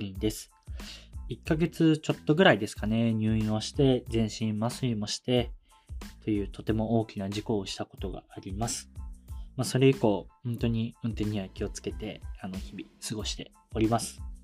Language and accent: Japanese; Kumamoto, Japan; moved away as an adult; also born or lived in Tokyo; 僕自身熊本県の地方出身